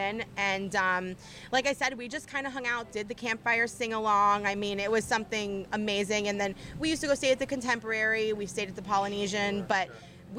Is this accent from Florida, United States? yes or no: yes; Lake Worth, Florida, United States; I grew up in Lake Worth